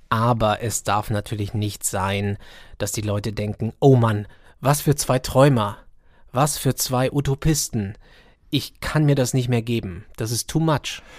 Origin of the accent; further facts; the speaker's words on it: Baden-Württemberg, Germany; Ich komme aus Baden-Württemberg